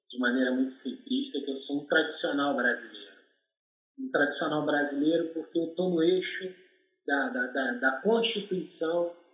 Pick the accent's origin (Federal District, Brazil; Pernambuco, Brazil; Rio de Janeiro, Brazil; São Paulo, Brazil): Rio de Janeiro, Brazil; E a minha família veio para o Complexo do Alemão, Rio de Janeiro. Então, eu sou daqui do Complexo do Alemão, morei dentro do Complexo do Alemão 45 anos da minha vida.